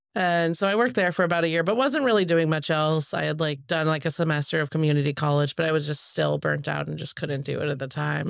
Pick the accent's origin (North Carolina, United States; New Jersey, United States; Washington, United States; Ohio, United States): Washington, United States; Spokane; now in Portland, United States; I grew up in Spokane, Washington